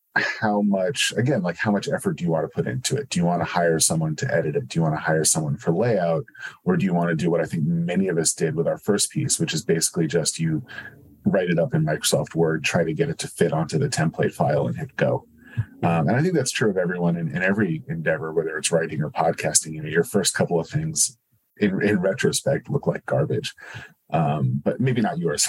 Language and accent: English; New Jersey, United States; I grew up in New Jersey